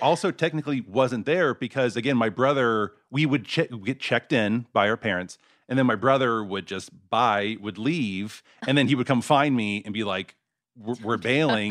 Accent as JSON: {"language": "English", "town": "Mesquite", "region": "Texas", "country": "United States", "tie": "born or raised there", "moved": "yes", "said": "I grew up in, uh, a suburb called Mesquite"}